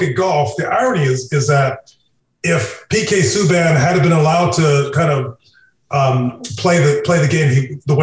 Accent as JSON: {"language": "English", "country": "Canada", "moved": "yes", "lives_now": "United States", "said": "I'm a Canadian, I've lived in the United States for a lot of years, and I lived all over the States"}